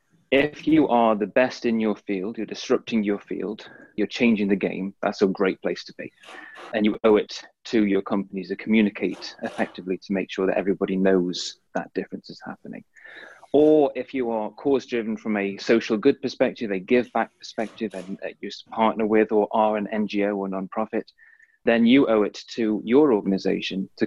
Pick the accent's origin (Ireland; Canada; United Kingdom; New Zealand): United Kingdom; Staffordshire, West Midlands; now in Clearwater, United States; I hail from Staffordshire, England